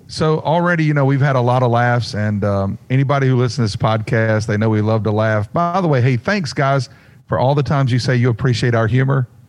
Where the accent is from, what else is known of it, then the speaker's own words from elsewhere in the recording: Mount Airy, North Carolina, United States; I'm from Mount Airy, North Carolina, which is the original Mayberry